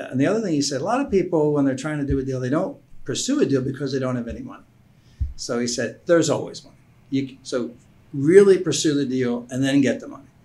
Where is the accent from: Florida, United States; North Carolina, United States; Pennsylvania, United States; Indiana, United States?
Pennsylvania, United States; Philadelphia; also born or lived in Warminster, Bucks County, Pennsylvania / Bethlehem, Pennsylvania; I grew up in Philadelphia, then went out to Bucks County in Warminster